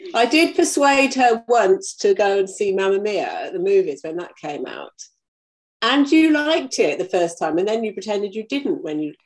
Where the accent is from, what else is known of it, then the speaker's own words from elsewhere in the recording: United Kingdom; now in New Zealand; I live in New Zealand and I come from the UK